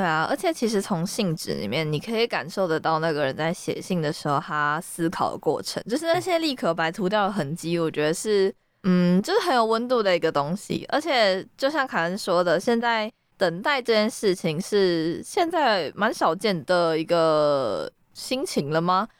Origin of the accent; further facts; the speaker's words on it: Taiwan; 身为一个台湾人